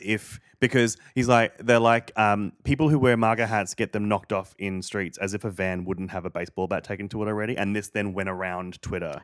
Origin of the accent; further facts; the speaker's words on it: Australia; moved away; growing up in Australia